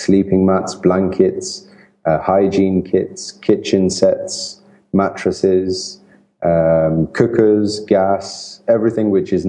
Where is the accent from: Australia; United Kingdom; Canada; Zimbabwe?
United Kingdom; England; also born or lived in Italy; I'm Italian, and I grew up in England. My family moved to England when I was 2 years old, so I grew up in the UK